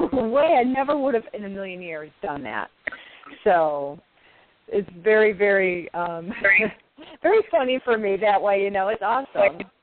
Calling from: upstate New York, United States; I'm calling from New York

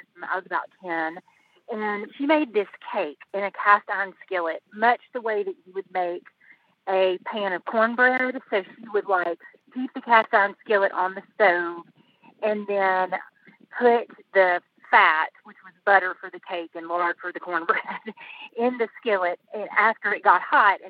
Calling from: Asheville, North Carolina, United States; Asheville, North Carolina.

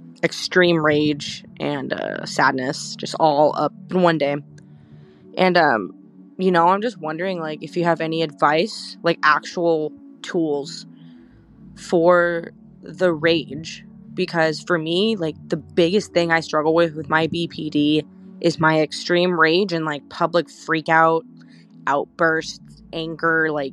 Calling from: California, United States; I am calling from California, and I'm 24.

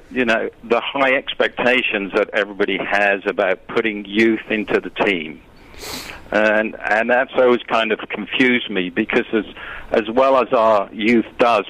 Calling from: Mexico; I'm actually calling from Mexico.

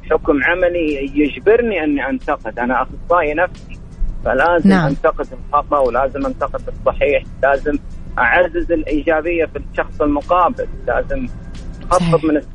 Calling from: Mecca, Makkah Province, Saudi Arabia; من مكه

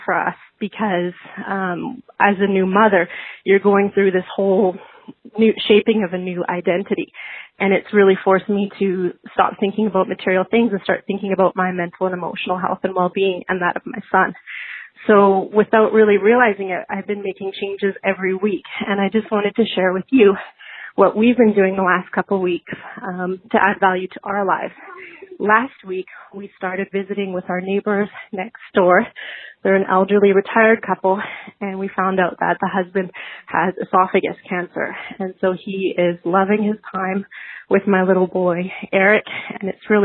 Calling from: Vancouver, British Columbia, Canada

